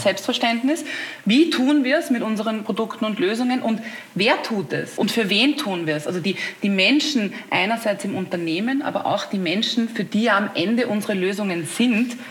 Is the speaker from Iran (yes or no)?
no; Austria; als Österreicherin weiß ich das, wie wichtig auch Dialekt und Mundart und so ist